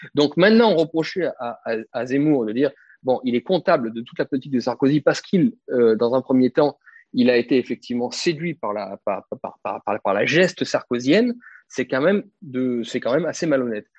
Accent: France; en tant que Français identitaire

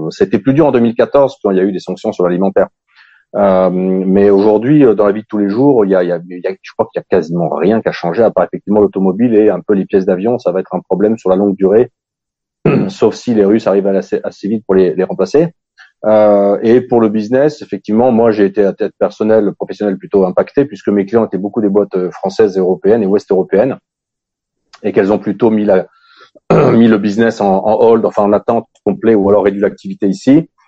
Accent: Russia; je partir jamais. Le, niveau de vie que j'ai ici

